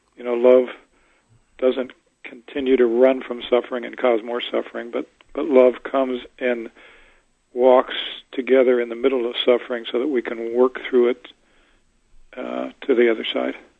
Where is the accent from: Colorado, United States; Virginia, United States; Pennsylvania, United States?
Pennsylvania, United States; Pittsburgh; moved away; also born or lived in Tallahassee, Florida; I'm I'm from Pittsburgh originally.